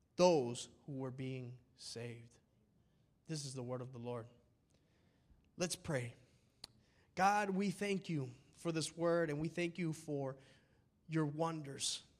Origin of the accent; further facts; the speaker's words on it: United States; we're American.